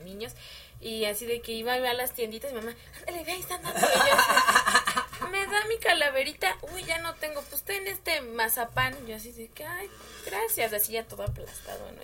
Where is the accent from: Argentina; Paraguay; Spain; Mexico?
Mexico; Los mexicanos